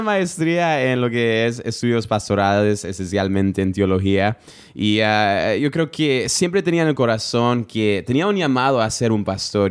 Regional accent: United States; yo nací en los Estados Unidos

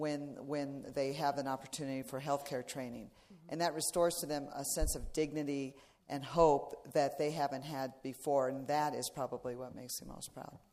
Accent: Iowa, United States; I was raised in Iowa

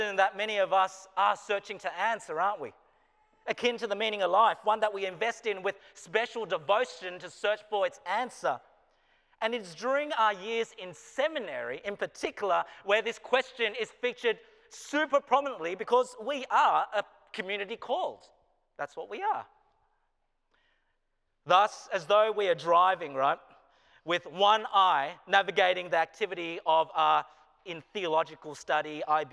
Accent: Australia; moved away as an adult; now in Wilmore, United States

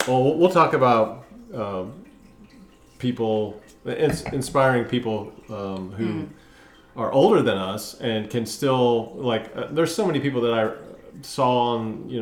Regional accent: Texas, United States; moved away; growing up in Texas, I loved the Frio River, the San Marcos River

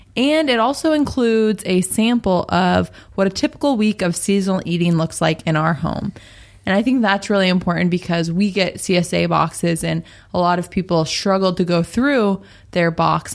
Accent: Seattle, Washington, United States; moved away; we're from Seattle, Washington

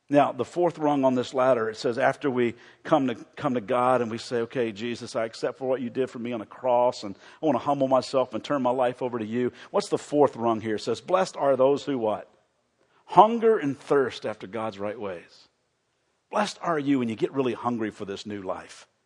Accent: the South, United States; I know this is weird, and this will tell you that I grew up in the South.

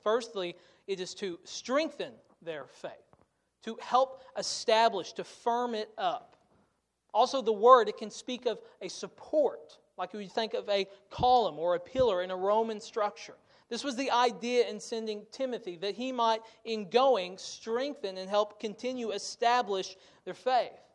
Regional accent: United States; as American Christians

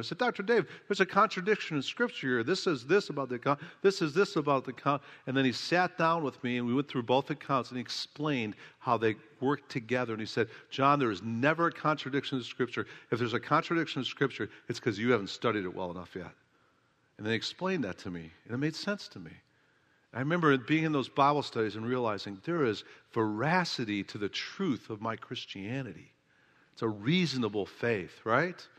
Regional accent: Oak Park, Illinois, United States; my hometown, Oak Park, Illinois

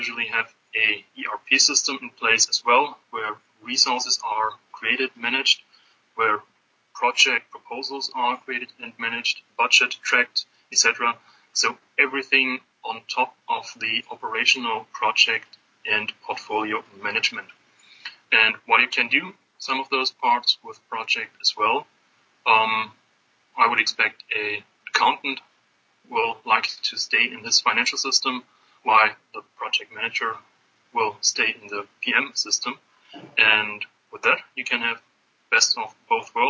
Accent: Stuttgart, Baden-Württemberg, Germany; moved away as an adult; now in Atlanta, United States; originally I'm from Germany. My roots are in the beautiful south of Germany in Stuttgart, where the nice cars are built. I grew up there

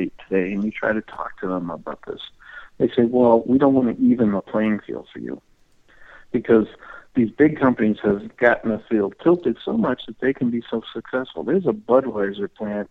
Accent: New Hampshire, United States; I was born and raised here in New Hampshire.

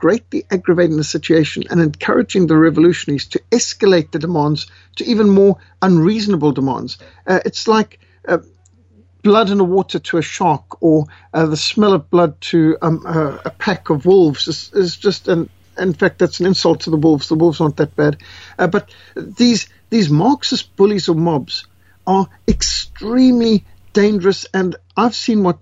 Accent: Zimbabwe; moved away; I was born in Africa, raised in war-torn Rhodesia

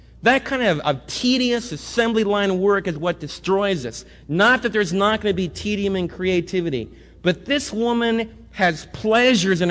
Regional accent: New York, United States; I was raised right near New York City

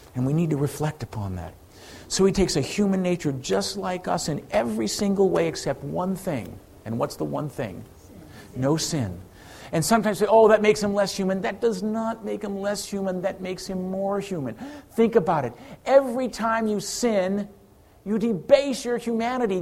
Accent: Ireland; I'm Irish

